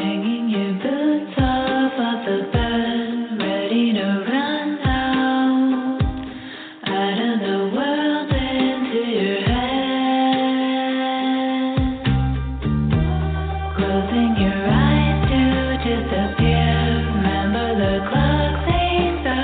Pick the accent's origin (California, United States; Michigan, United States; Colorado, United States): California, United States; Los Angeles; my hometown